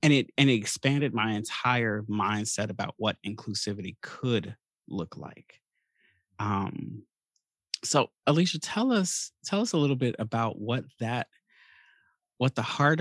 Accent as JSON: {"language": "English", "town": "Chicago", "region": "Illinois", "country": "United States", "tie": "born or raised there", "said": "growing up in Chicago"}